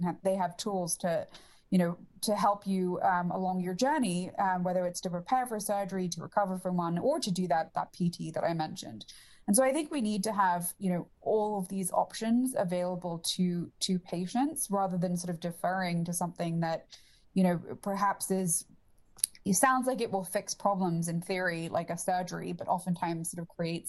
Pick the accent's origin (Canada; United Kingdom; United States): United Kingdom; England; I mean, and you could probably tell that I'm English, so this is just not a problem that we have as much in the UK